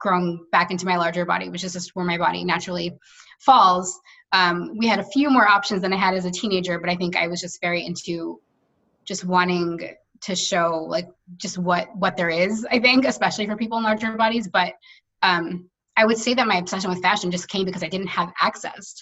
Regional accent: New York, United States; I've lived here my entire life

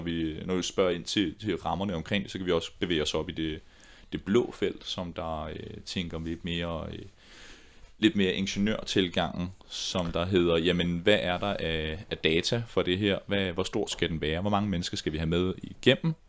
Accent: Ballerup, Capital Region of Denmark, Denmark; i Ballerup-gruppe, hvor jeg voksede op

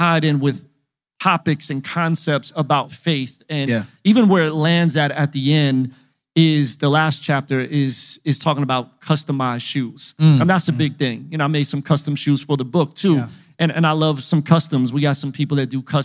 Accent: Philadelphia, Pennsylvania, United States; I was just a little kid growing up in Philly

